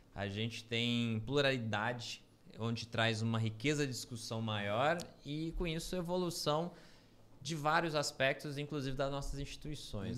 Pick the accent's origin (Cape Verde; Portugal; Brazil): Brazil; A gente é brasileiro